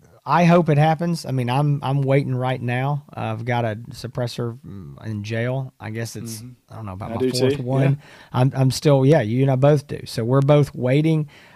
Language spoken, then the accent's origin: English; the South, United States; You know, as a Southerner, that's, you know